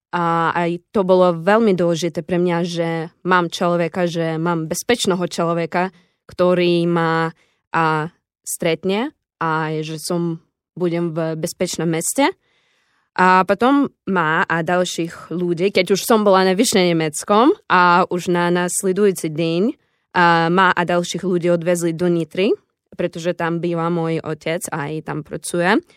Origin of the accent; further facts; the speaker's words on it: Zaporizhzhia, Zaporizhzhia Oblast, Ukraine; Slovak is a second language; moved away as an adult; also born or lived in Nitra, Slovakia; now in Košice, Slovakia; No aj ja som z Zaporožia, som z východu Ukrajiny, tak musela som cestovať 3 dní z Ukrajiny na Slovensko